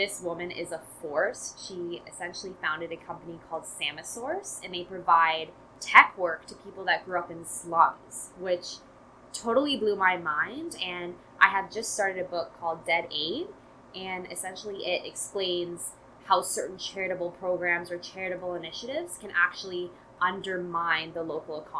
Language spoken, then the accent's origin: English; London, Ontario, Canada; now in Toronto, Canada; I grew up in London, Ontario